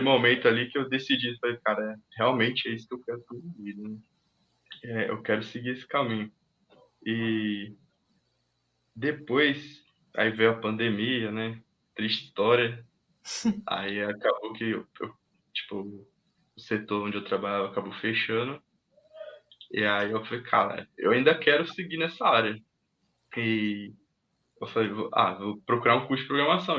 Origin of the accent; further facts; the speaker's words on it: Minas Gerais, Brazil; now in Arujá, Brazil; Mas eu fui criado lá em Minas Gerais. Né? Meus pais são de lá. Aí eu cresci lá.